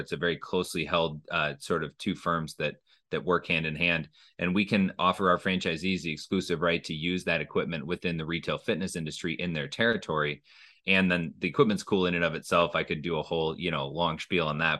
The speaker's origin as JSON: {"language": "English", "region": "Minnesota", "country": "United States", "tie": "born or raised there", "also_born_or_lived": "Illinois", "moved": "as an adult", "said": "I grew up in Minnesota"}